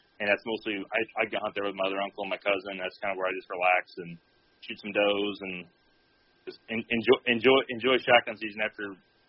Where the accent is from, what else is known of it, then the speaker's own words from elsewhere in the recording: Southern Illinois, United States; I grew up in Southern Illinois on the family farm. My dad's third-generation farmer. My mom would be third-generation farmer, so I get it honestly from both sides.